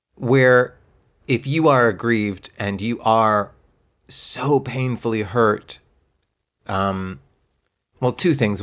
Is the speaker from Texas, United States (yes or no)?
yes; Texas, United States; moved away; I grew up in Texas